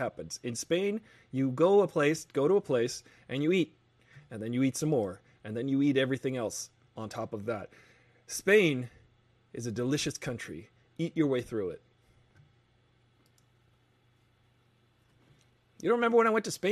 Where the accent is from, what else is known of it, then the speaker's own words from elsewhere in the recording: United States; I'm American.